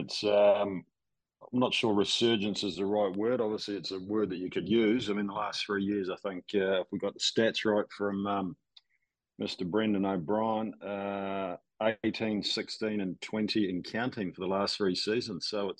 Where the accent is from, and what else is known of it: New Zealand